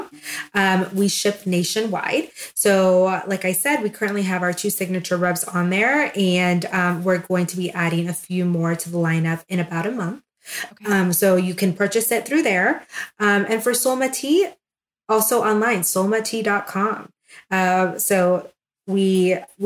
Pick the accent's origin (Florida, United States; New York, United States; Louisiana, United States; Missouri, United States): Florida, United States; moved away as an adult; now in Melrose, United States; I'm from Florida